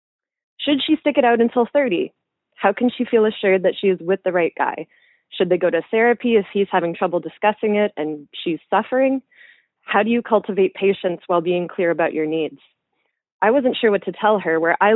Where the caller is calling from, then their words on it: Canada; I'm calling from Canada